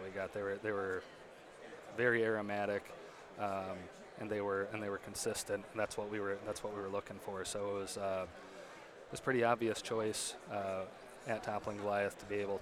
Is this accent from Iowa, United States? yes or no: yes; West Union, Iowa, United States; I'm originally from West Union, Iowa, so about 30 miles south of Decorah